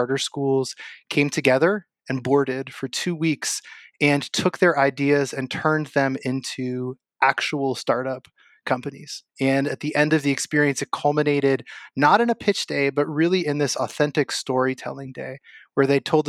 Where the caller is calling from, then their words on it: Ojai, California, United States; I am. We moved in July from Waimea to Ojai, which is a beautiful part of Southern California, but does not hold a candle to Waimea.